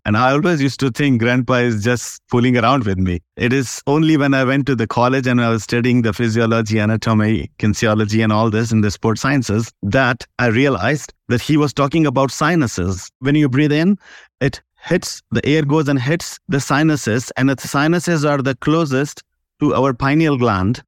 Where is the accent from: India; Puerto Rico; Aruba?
India; now in Dubai, United Arab Emirates; I'm from India